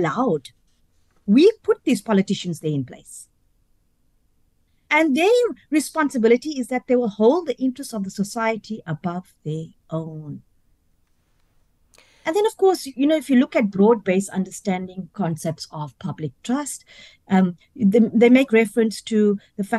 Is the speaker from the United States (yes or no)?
no; South Africa; I'm of Indian South African origin